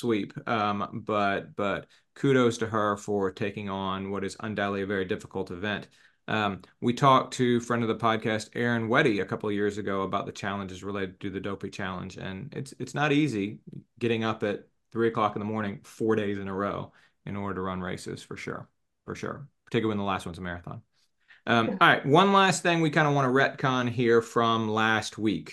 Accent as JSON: {"language": "English", "town": "Atlanta", "region": "Georgia", "country": "United States", "also_born_or_lived": "New Hampshire", "said": "We're both from Atlanta"}